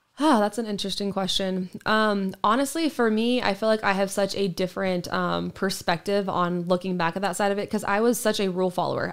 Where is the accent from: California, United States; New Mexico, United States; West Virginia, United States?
California, United States; Sacramento; also born or lived in Roseburg, Oregon; we moved to, uh, Sacramento when I was in, um, going into kindergarten